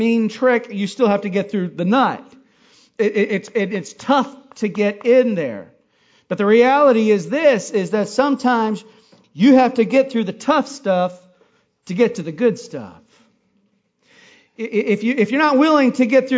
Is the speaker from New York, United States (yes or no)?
no; Hawaii, United States; I grew up in Hawaii eating coconuts